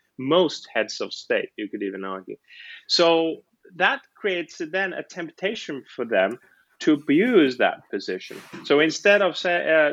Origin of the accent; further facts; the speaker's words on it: Helsinki, Uusimaa, Finland; moved away as an adult; now in Oxford, United Kingdom; In Finland, I'm from Helsinki